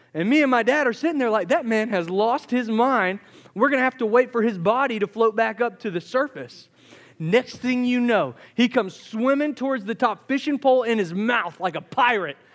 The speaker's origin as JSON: {"language": "English", "town": "Charleston", "region": "South Carolina", "country": "United States", "tie": "born or raised there", "moved": "yes", "said": "I grew up in Charleston, South Carolina"}